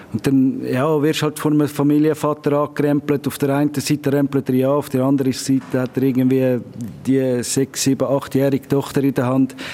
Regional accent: Zurich, Switzerland; now in Chur, Switzerland; Besonders das Derby jetzt in der Schweiz. Also, ich bin ja ursprünglich von Zürich gekommen.

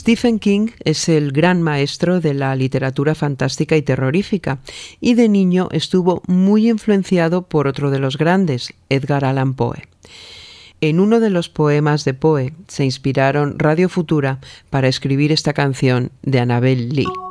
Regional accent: Mexico; Yo soy mujer mexicana

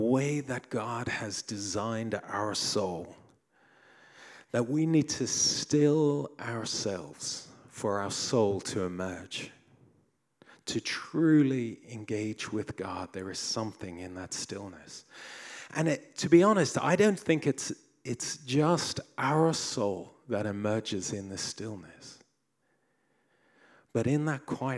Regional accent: South Africa; as a boy growing up in South Africa

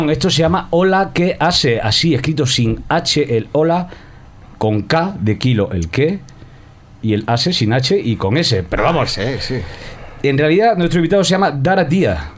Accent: Dakar, Senegal; first language Wolof; Spanish is a second language; moved away as an adult; now in Spain; yo soy de Senegal, Dakar.

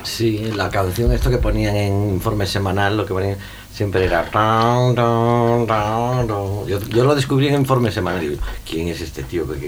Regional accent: Vigo, Galicia, Spain; yo soy de Vigo

